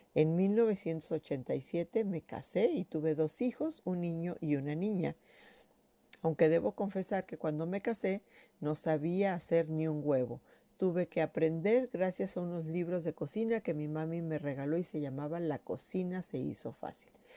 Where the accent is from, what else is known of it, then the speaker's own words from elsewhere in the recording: Ciudad Valles, San Luis Potosí, Mexico; nací en Ciudad Valles el 14 de julio de 1963